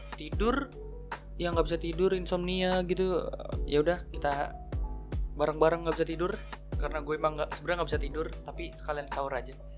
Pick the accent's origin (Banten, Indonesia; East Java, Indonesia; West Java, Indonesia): West Java, Indonesia; Bekasi; gua masuk S M P, namanya tuh S M P dua belas di Tambun Selatan. Ya, karena gua anak Bekasi